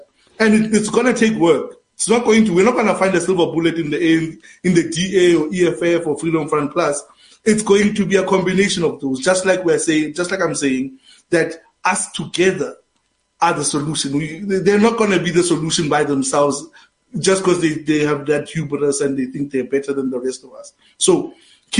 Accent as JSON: {"language": "English", "country": "South Africa", "said": "we're always happy as South Africans"}